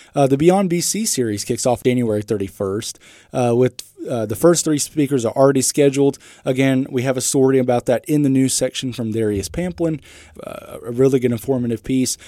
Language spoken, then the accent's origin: English; Carrollton, Texas, United States; moved away as an adult; now in North Newton, United States; I'm originally from Carrollton, Texas, which is a suburb just north of Dallas